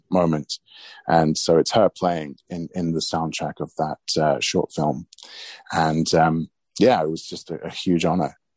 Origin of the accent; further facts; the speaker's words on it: United Kingdom; And that's the reason I'm British is because they were refugees.